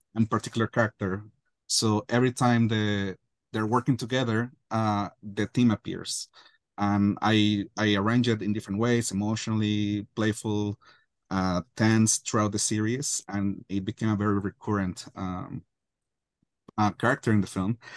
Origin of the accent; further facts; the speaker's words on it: Guadalajara, Jalisco, Mexico; growing up in Guadalajara, Mexico